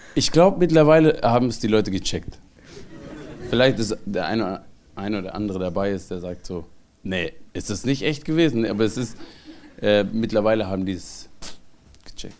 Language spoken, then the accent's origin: German; Mössingen, Baden-Württemberg, Germany; now in Cologne, Germany; ich bin Schwabe, eine Mischung aus, also eritreischer Schwabe. Ich bin da aufgewachsen